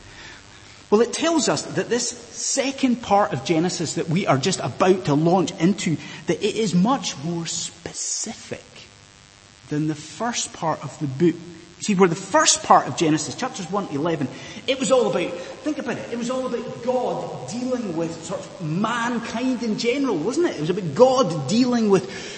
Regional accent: Inverness, Scotland, United Kingdom; moved away; as a child growing up in Inverness

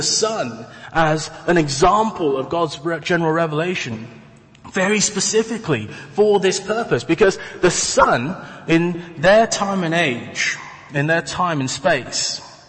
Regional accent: Taiwan; And, you know, for me, I come from Taiwan.

